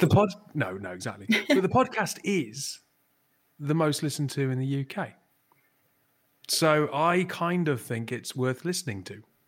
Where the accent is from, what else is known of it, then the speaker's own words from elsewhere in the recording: Newcastle upon Tyne, North East England, United Kingdom; I'm from Newcastle.